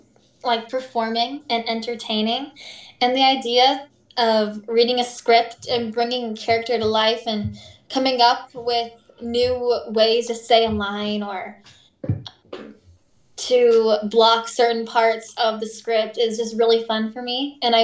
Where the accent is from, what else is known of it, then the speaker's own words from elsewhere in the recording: Arizona, United States; born there; Okay, as you know … I was born in Arizona, and then I moved to Missouri for whatever reason.